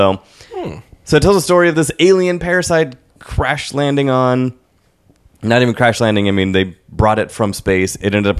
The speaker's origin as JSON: {"language": "English", "region": "New York", "country": "United States", "lives_now": "San Francisco, United States", "said": "Oh, well, I'm from New York, and I still have currency in New York, because blah, blah, but I moved to San Francisco after I lost my..."}